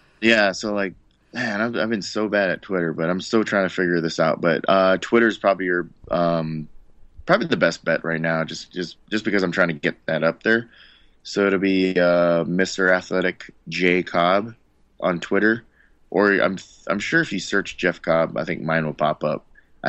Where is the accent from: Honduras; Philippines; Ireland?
Philippines; whenever anybody asks, I always tell them, like, first and foremost, yeah, I'm Filipino.